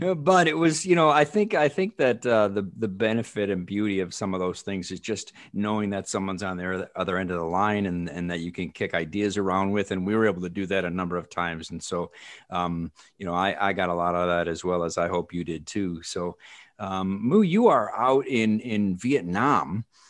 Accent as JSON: {"language": "English", "region": "Illinois", "country": "United States", "said": "I'm from Illinois"}